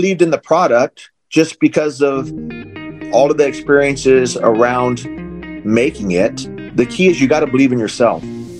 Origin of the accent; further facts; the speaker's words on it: Arizona, United States; also born or lived in California; I was born in California, raised in Arizona